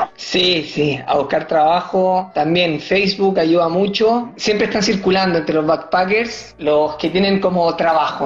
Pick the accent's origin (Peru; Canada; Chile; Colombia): Chile; moved away as an adult; also born or lived in Sydney, Australia / Perth, Australia; now in France; yo jugaba en Chile